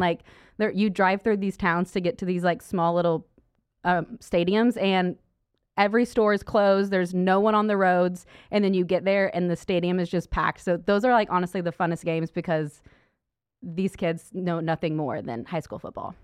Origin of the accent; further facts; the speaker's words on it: Stillwater, Oklahoma, United States; moved away as an adult; now in Dallas, United States; I was from Stillwater, Oklahoma. So it was an easy choice to stay right there and go to Oklahoma State